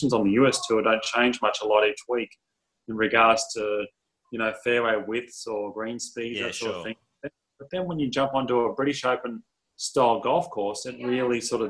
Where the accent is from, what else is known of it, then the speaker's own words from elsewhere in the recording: Queensland, Australia; moved away as an adult; now in Dallas, United States; as we grew up in Queensland, the weather's absolutely so perfect